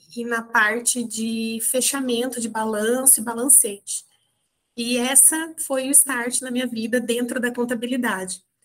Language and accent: Portuguese; Maringá, Paraná, Brazil; moved away as an adult; also born or lived in Curitiba; surgiu a oportunidade de eu estar mudando da minha cidade natal, que é Maringá, no norte do Paraná